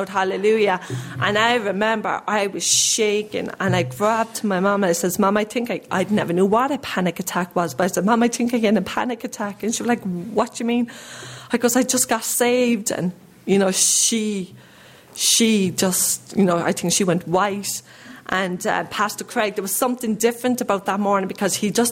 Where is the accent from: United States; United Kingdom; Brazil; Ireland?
Ireland; I grew up in Ireland